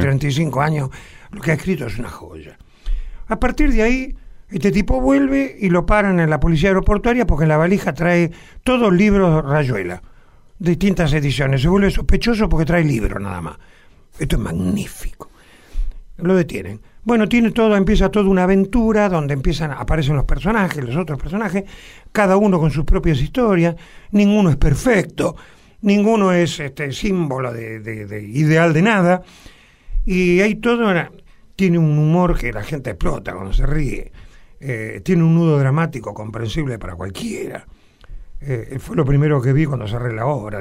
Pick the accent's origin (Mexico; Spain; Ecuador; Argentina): Argentina